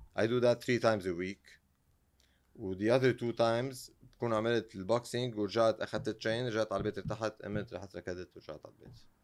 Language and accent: Arabic; Lebanon; انا يعني بالنهايه من لبنان